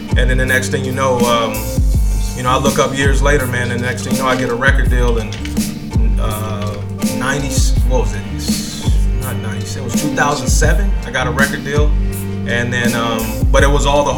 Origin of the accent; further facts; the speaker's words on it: Shreveport, Louisiana, United States; moved away; also born or lived in Santa Cruz, California / East Coast; I'm originally from Shreveport, Louisiana. Moved to California, Santa Cruz, California in 1990